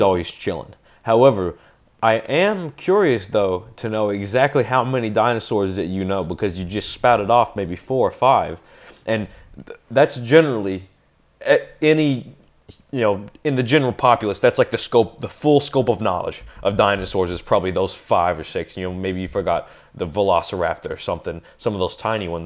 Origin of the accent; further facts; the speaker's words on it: Western Kentucky, United States; now in Saugerties, United States; when somebody asks me where am I originally from, I say Western Kentucky